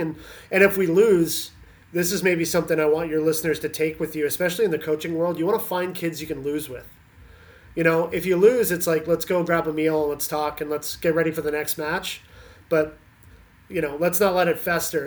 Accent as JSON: {"language": "English", "country": "Canada", "tie": "born or raised there", "also_born_or_lived": "Pennsylvania, United States", "moved": "as an adult", "lives_now": "Indiana, United States", "said": "I grew up in Canada, uh, played with the national team program in Canada"}